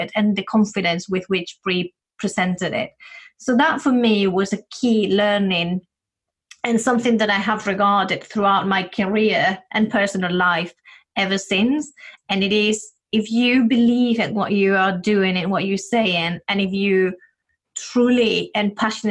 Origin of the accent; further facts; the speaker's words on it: Spain; moved away as an adult; now in United Kingdom; when I came to the UK, I'm originally from Spain